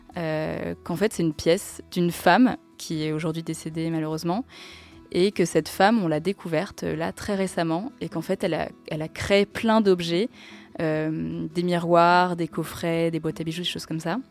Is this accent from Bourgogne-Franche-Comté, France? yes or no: no; Tours, Centre-Val de Loire, France; à Tours, euh, là d'où je viens